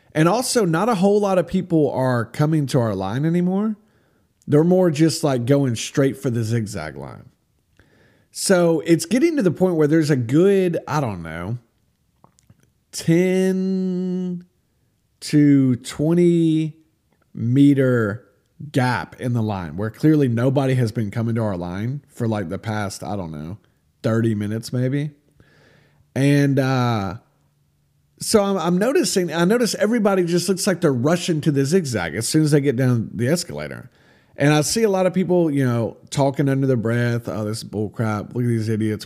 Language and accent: English; United States; I'm American.